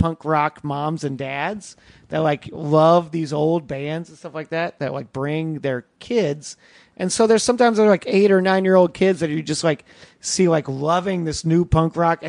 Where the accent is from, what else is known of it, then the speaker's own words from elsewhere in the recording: Kentucky, United States; I grew up in Kentucky